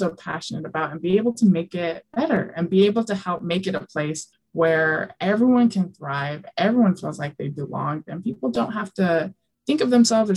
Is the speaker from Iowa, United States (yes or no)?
no; Alpine, Utah, United States; also born or lived in New Mexico / Mexico City / Indiana; I grew up in Utah, went to Lone Peak High School down in Alpine, Utah